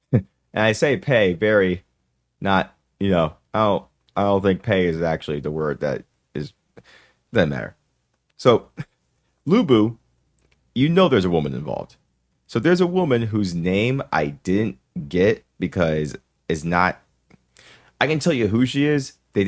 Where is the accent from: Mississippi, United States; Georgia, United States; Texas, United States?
Mississippi, United States; We're from Mississippi.